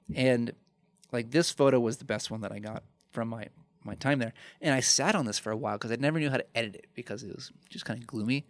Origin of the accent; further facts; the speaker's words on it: Chicago, Illinois, United States; moved away as an adult; also born or lived in Fort Wayne, Indiana / Aurora, Illinois; my hometown where I grew up, in Chicago